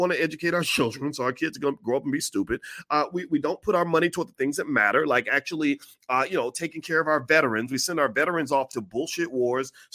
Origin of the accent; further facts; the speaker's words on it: Kentucky, United States; now in Illinois, United States; Kentucky, my home state